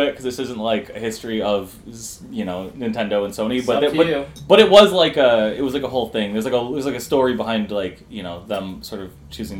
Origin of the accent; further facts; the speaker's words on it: Dearborn, Michigan, United States; also born or lived in Ferndale, Michigan; where I grew up in Dearborn, it was, like, a 15-minute drive or so from Detroit. It was pretty close. It's all, like, the Metro Detroit area